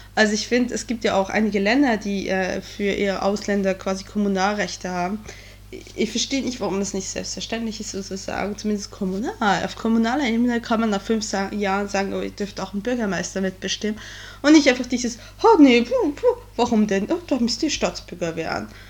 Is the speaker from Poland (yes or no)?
no; Switzerland; now in Germany; ich bin Schweizerin im deutschen Abitur